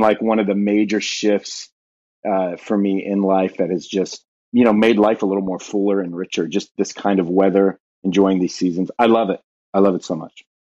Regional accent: Southern California, United States; moved away as an adult; now in Ashland, United States; born and raised in Southern California, then, uh, relocated to Ohio almost twelve years ago

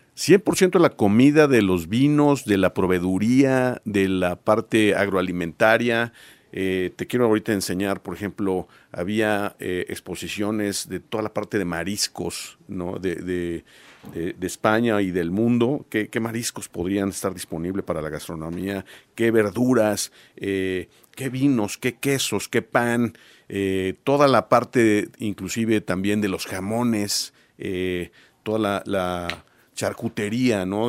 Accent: Puebla, Mexico; nosotros como poblanos

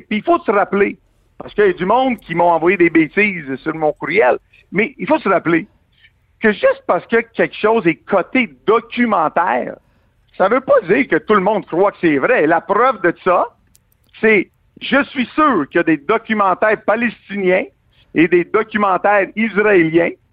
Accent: Quebec, Canada; en tant que Québécois

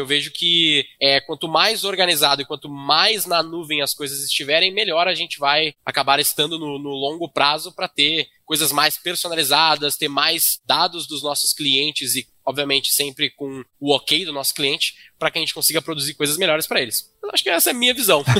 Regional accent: Rio Grande do Sul, Brazil; Eu, como gaúcho, vindo do Rio Grande do Sul

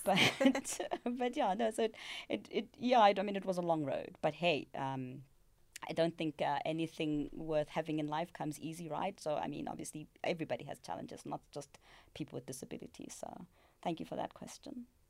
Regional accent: South Africa; We, as South African citizens, we as Africans

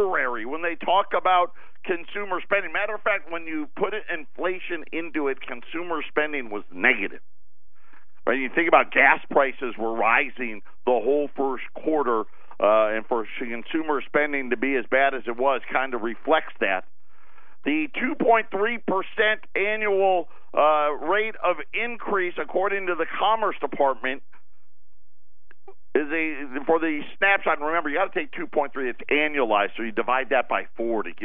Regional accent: upstate New York, United States; moved away; that's my home state, right? I was an upstater. My mom lives in Syracuse still to this day

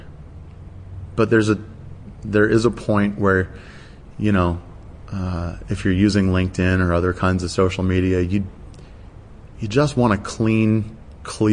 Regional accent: United States; now in Australia; I'm obviously American

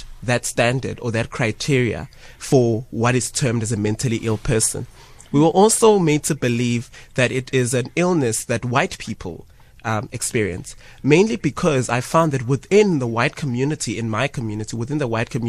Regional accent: Ladysmith, KwaZulu-Natal, South Africa; growing up in Ladysmith

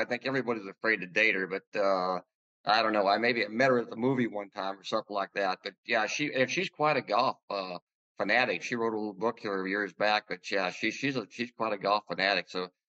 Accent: Huron, South Dakota, United States; moved away as an adult; also born or lived in Lexington, Virginia; I grew up in Huron, South Dakota. And from there, I went to the University of South Dakota. But I grew up first 23 years. I grew up in Huron, South Dakota.

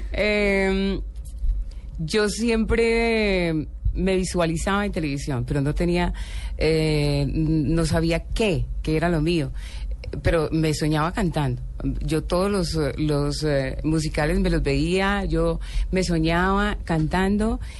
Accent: Colombia; Entonces yo soy paisa, llanera, bogotana y colombiana.

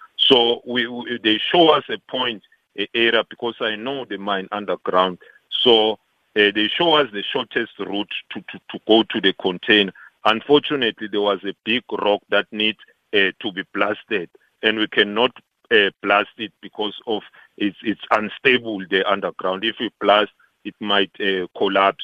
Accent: South Africa; all of us as South African

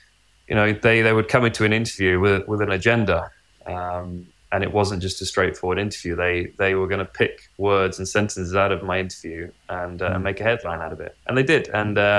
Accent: United Kingdom; especially, you know, being British, following British drivers through the ranks and through Williams and winning world championships.

